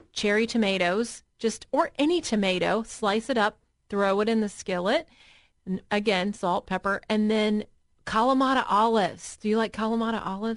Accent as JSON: {"language": "English", "region": "the South", "country": "United States", "said": "I'm from the South."}